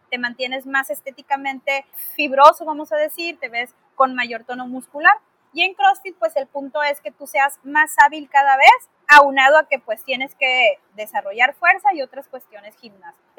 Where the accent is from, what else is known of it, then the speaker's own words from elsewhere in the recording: Mexico; Y como buenos mexicanos, me ha pasado mucho